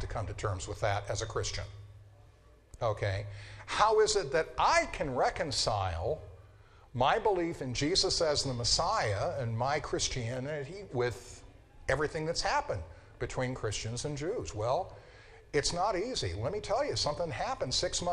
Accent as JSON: {"language": "English", "town": "Denver", "region": "Colorado", "country": "United States", "tie": "born or raised there", "said": "When I was growing up in Denver, I went to a school that was about, you know, a public high school, George Washington High School, about 30% Jewish"}